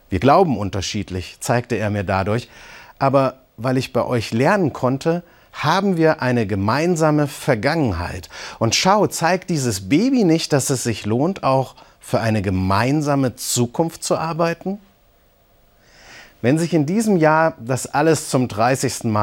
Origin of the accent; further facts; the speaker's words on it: Eisenach, Thuringia, Germany; 1000 Kilometer von meiner Heimat in der DDR in Eisenach entfernt. So begann das Ende des Eisernen Vorhangs. Ich komme aus Ostdeutschland.